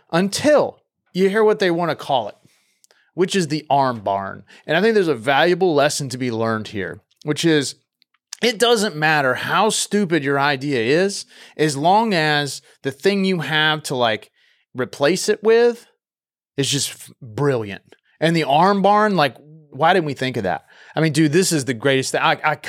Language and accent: English; North Carolina, United States; Growing up in North Carolina, man, pretty much everybody's a Braves fan.